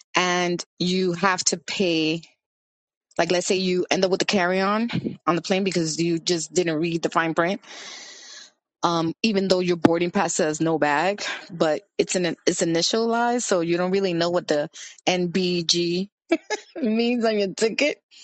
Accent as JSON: {"language": "English", "town": "New York City", "region": "New York", "country": "United States", "tie": "born or raised there", "said": "I grew up in Washington Heights in the 80s"}